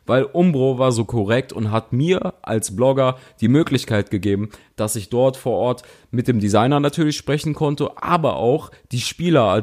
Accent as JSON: {"language": "German", "town": "Cologne", "region": "North Rhine-Westphalia", "country": "Germany", "said": "Ich bin Kölner, ich weiß, was Enthusiasmus im eigenen Fußballverein bedeutet"}